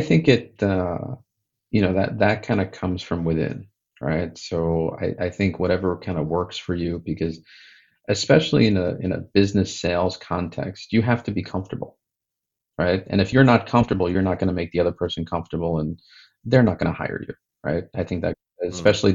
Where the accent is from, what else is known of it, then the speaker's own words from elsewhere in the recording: United States; growing up in the United States in the uh, you know 70s and 80s